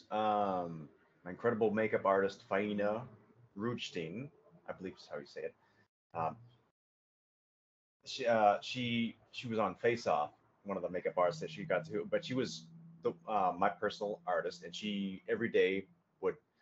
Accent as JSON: {"language": "English", "region": "Massachusetts", "country": "United States", "tie": "born or raised there", "moved": "yes", "said": "growing up in Massachusetts"}